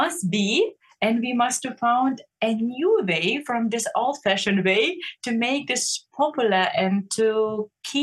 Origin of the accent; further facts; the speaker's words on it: Lithuania; English is a second language; moved away as an adult; now in Berlin, Germany; I love my Lithuania a lot, and I'm missing my home country and my hometown